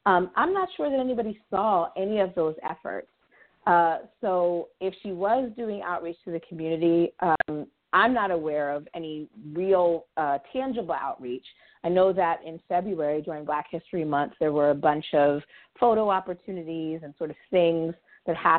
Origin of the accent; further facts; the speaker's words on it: Baltimore, Maryland, United States; my hometown in Baltimore